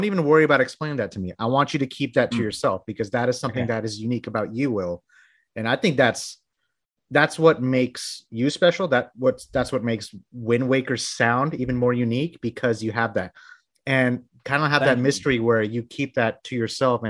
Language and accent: English; Bangladesh; now in United States; I'm from Bangladesh, by the way. So I moved here into the States in like the early 90s